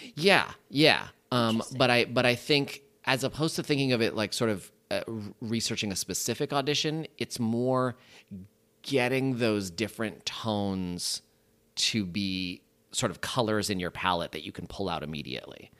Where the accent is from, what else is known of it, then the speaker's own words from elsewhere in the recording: San Francisco, California, United States; moved away as an adult; now in Los Angeles, United States; born and raised in San Francisco